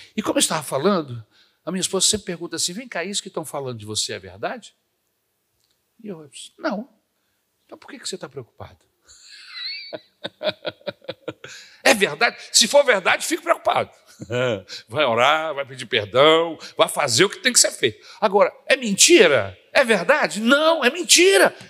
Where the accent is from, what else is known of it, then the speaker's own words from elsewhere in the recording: Brasília, Federal District, Brazil; now in Rio de Janeiro, Brazil; quando eu vinha de Brasília para casa dos meus tios aqui no Rio de Janeiro